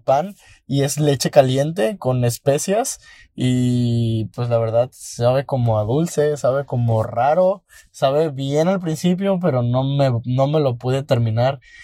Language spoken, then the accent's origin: Spanish; Mexico